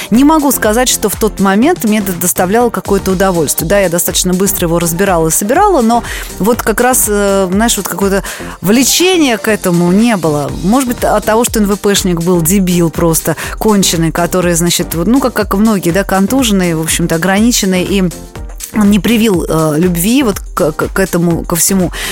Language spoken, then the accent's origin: Russian; Sofia, Sofia City, Bulgaria; А я была ребенком, я росла в Болгарии, да, в городе София